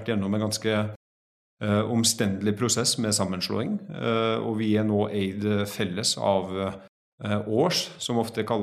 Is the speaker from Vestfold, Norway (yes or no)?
no; Trondheim, Trøndelag, Norway; now in Oslo, Norway; Eh, jeg kommer egentlig fra Trondheim, så jeg har litt sånn utvanna dialekt. Eh, høres helt merkelig ut. Eh, har tre barn, bor i Oslo.